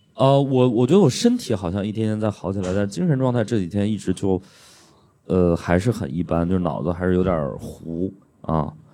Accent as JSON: {"language": "Chinese", "region": "northern China", "country": "China", "moved": "yes", "lives_now": "Shanghai, China", "said": "我作为一个北方人，我在上海生活了这么多年之后，我再回家过年的时候，我都会觉得，我靠，干死了，太干了"}